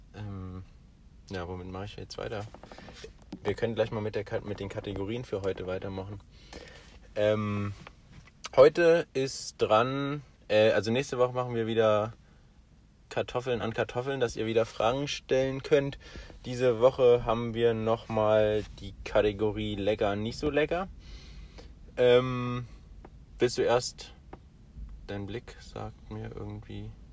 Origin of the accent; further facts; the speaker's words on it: Germany; moved away; bei uns in Deutschland ist ja Weihnachten ja so mehr so ein Familienfest